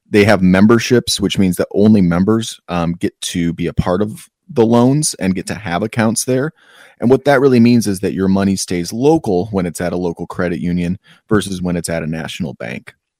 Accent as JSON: {"language": "English", "town": "Asheville", "region": "North Carolina", "country": "United States", "tie": "born or raised there", "said": "my hometown of Asheville"}